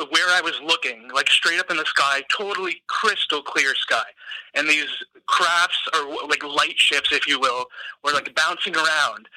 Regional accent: Ontario, Canada; I'm from Ontario

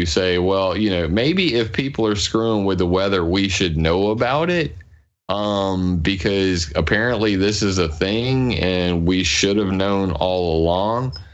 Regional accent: Sumter, South Carolina, United States; I'm from Sumter, South Carolina.

